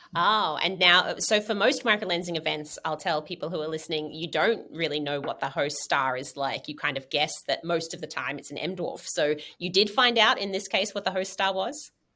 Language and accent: English; Australia; now in United States; I'm from Australia originally, and now I've been in the US for 15 years